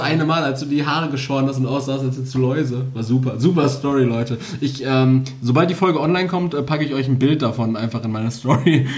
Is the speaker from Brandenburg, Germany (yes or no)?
no; Castrop-Rauxel, North Rhine-Westphalia, Germany; bei uns in Castro